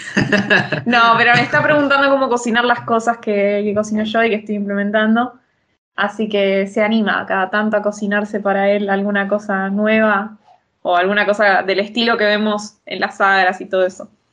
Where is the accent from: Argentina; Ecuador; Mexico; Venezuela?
Argentina; now in Italy